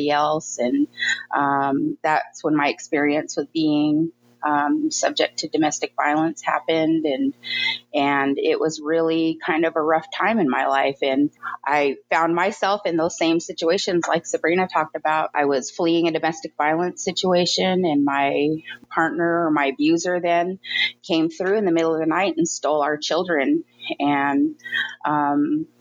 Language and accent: English; Spokane, Washington, United States; also born or lived in Toppenish, Washington; being raised here in Spokane, I'm considered an urban Indian